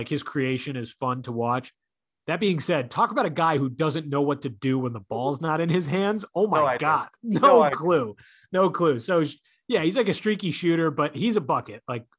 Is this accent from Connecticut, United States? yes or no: yes; Connecticut, United States; I'm biased from Connecticut